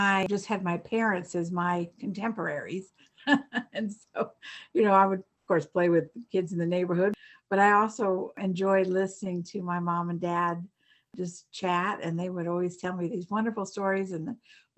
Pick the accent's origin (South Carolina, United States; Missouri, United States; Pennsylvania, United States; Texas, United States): South Carolina, United States; Charleston; also born or lived in Durham, North Carolina / Virginia; then down to South Carolina, to Charleston. And so I was really raised down there